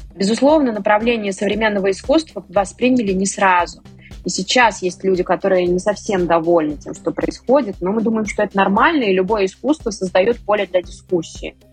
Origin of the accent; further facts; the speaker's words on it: Vyksa, Nizhny Novgorod Oblast, Russia; сама родом из Выкса